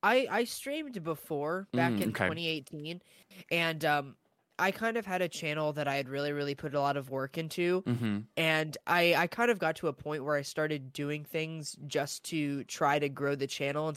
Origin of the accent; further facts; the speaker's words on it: Austin, Texas, United States; now in San Antonio, United States; I'm originally from Austin, Texas.